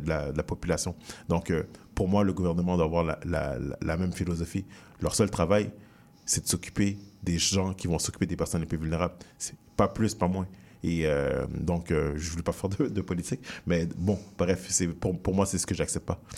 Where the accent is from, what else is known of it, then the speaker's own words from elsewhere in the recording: Montreal, Quebec, Canada; j'ai grandi dans le quartier Saint-Michel